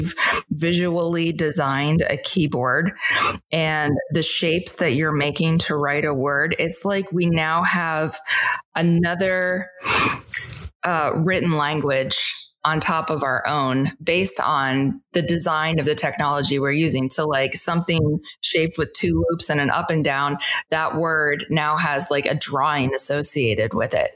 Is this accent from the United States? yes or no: yes; Midwest, United States; I'm from the Midwest